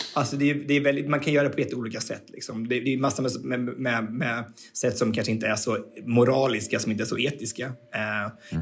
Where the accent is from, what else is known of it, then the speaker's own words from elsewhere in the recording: Sweden; I'm from Sweden